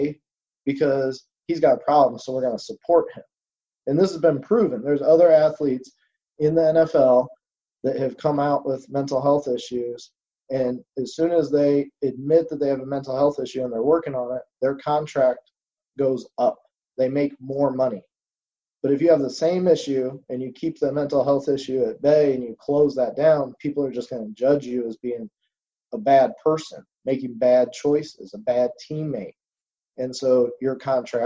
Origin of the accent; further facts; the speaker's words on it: Indiana, United States; my home state, Indianapolis